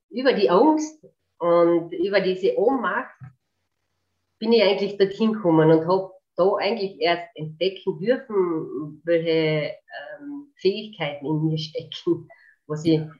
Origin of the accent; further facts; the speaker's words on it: Carinthia, Austria; also ich bin eine Kärntnerin